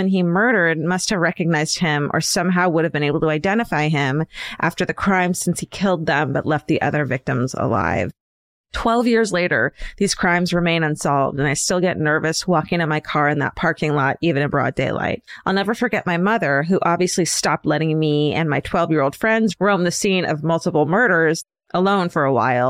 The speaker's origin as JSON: {"language": "English", "town": "Boca Raton", "region": "Florida", "country": "United States", "tie": "born or raised there", "said": "I grew up in Boca Raton, Florida, which is best known for being where your Jewish friends' grandparents live."}